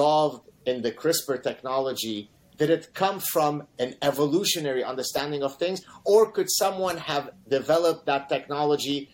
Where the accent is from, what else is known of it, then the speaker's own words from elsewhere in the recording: Lebanon; I'm from Lebanon, so olive oil is pretty much like water for us